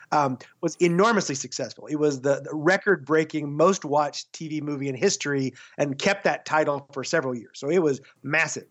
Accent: Texas, United States; I grew up in Texas

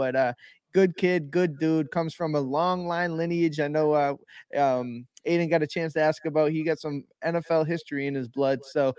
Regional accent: Worcester, Massachusetts, United States; I'm very proud of where I come from. I'm from Central Massachusetts, Worcester, Massachusetts.

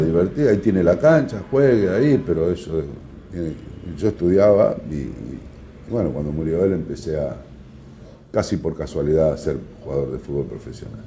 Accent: Rosario, Santa Fe, Argentina; soy rosarino hasta la muerte

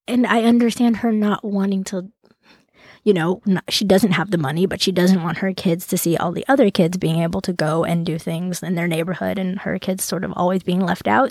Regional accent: Central California, United States; I grew up in Central California

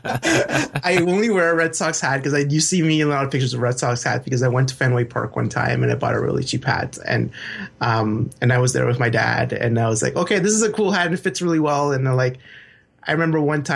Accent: Edmonton, Alberta, Canada; English is a second language; also born or lived in Chile; But I am an Edmonton raised person

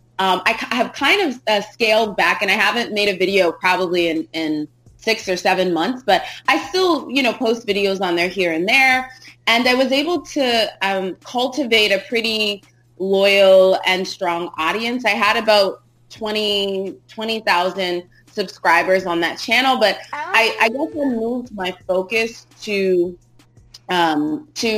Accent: United States; I was born and raised here in America

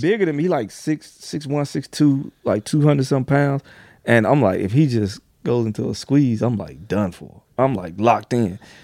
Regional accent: the South, United States; I'm from the South

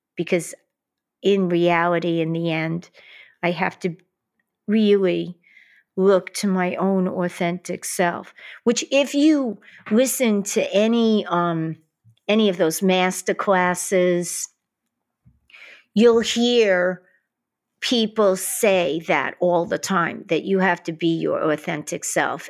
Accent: New York City, New York, United States; growing up in Queens, in Brooklyn

